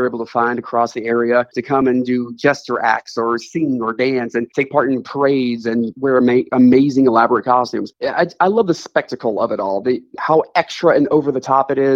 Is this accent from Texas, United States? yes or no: yes; Dallas, Texas, United States; moved away as an adult; now in Kansas City, United States; I was born and raised in Dallas